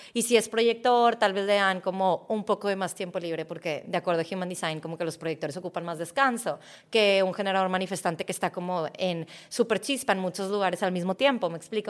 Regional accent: Mexico; yo nací en México, yo tengo cualidades que me hacen muy mexicana

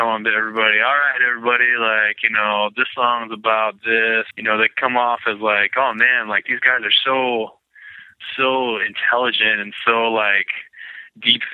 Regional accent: Lakewood, Washington, United States; I was born in Lakewood, which is like south of Tacoma

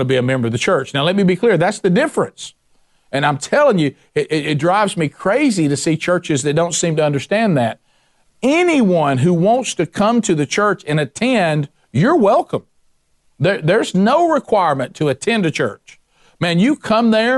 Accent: the Bible Belt, the South, United States; I grew up in the Bible Belt, the home of cultural Christianity.

